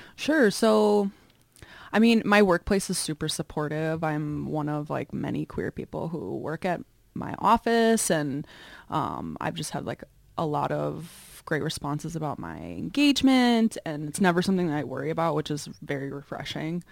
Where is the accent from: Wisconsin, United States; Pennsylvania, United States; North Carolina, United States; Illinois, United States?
Illinois, United States; Chicago; I grew up in the suburbs of Chicago, Northwest suburbs